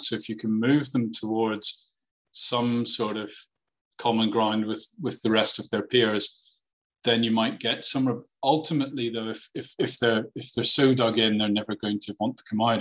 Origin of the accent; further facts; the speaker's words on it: Northern Ireland, United Kingdom; I grew up in Northern Ireland